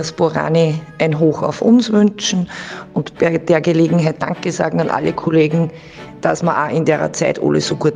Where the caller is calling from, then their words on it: St. Florian, Upper Austria, Austria; ich komme aus St. Florian, ich arbeite bei der Lebenshilfe Oberösterreich als Behindertenbegleiterin